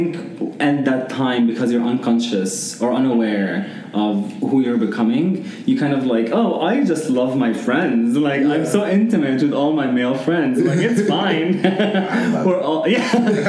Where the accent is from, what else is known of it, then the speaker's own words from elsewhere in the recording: Egypt; growing up in Egypt, one, I think, of the most vicious things there is the erasure of even the space, the LGBTQ space or discussion.